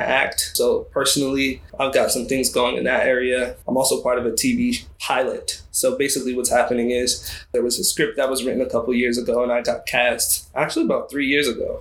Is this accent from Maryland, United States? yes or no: yes; Baltimore, Maryland, United States; I'm from Baltimore, Maryland, 25.